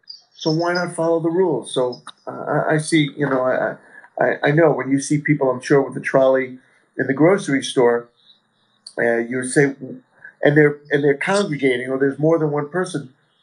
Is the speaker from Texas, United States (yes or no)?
no; New York, United States; So we moved from New York to be closer to them. We weren't ready to move to Phoenix yet, but growing up in New York, it's a tough place, so you have a tougher exterior.